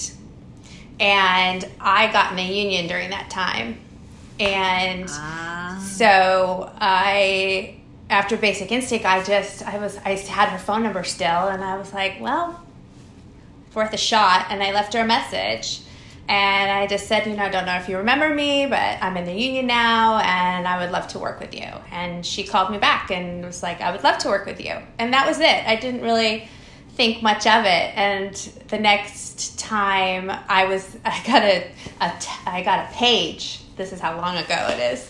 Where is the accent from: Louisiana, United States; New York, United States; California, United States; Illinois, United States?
California, United States; Pasadena; I grew up in Pasadena, so I was in the Los Angeles area